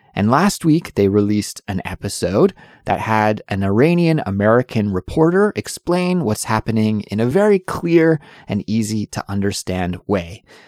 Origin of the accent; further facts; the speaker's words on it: Canada; now in South Korea; Since I'm Canadian, I need a visa to live in Korea